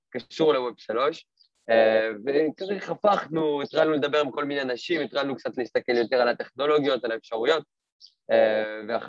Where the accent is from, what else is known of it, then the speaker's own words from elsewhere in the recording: France; now in Israel; אני לא נולדתי פה, אני במקור מצרפת. אה, עברתי לפה לפני שבע שנים